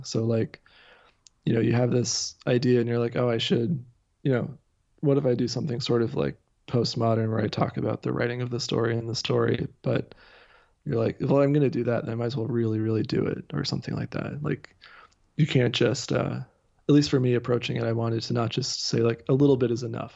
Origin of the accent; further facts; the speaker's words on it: near Dayton, southwest Ohio, United States; moved away as an adult; now in Massachusetts, United States; I'm originally from the Midwest. I grew up in Ohio.